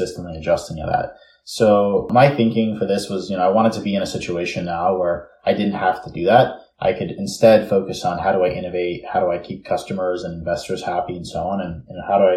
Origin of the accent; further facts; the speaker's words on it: New York City, New York, United States; now in California, United States; I'm originally from New York City, born and raised in Bay Ridge, Brooklyn